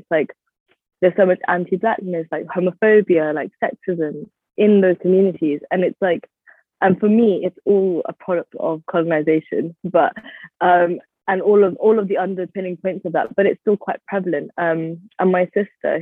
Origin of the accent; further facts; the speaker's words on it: London, United Kingdom; I was born here in London, West London to be specific, in Hounslow.